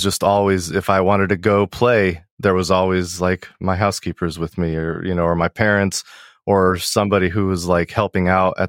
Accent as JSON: {"language": "English", "country": "Colombia", "tie": "born or raised there", "also_born_or_lived": "Cerritos, California, United States", "said": "But by the time I was 6 months old, my parents moved back to Colombia, where they're from."}